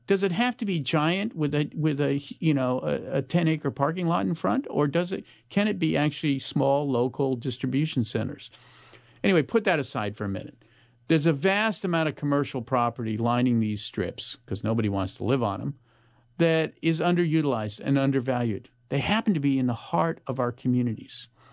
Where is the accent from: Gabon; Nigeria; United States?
United States; Palo Alto, California; I grew up in Palo Alto